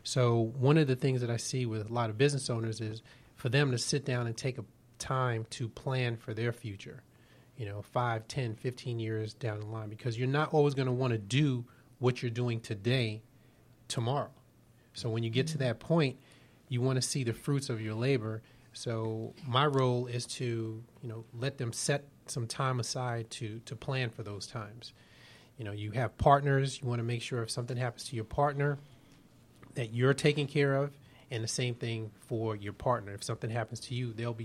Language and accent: English; New York City, New York, United States; moved away as an adult; now in Atlanta, United States; I'm originally from Brooklyn, New York